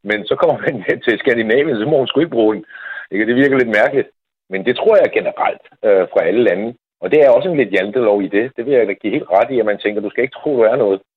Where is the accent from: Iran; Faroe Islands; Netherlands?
Netherlands; now in Denmark; jeg er selv hollænder